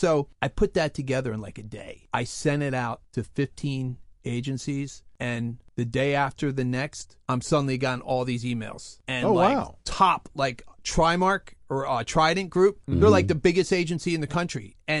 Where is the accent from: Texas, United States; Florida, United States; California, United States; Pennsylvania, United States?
Pennsylvania, United States; Devon; I grew up in Devon